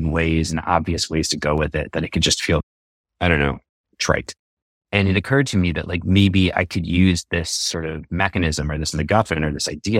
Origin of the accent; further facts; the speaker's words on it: New York, United States; I'm from New York, outside the city originally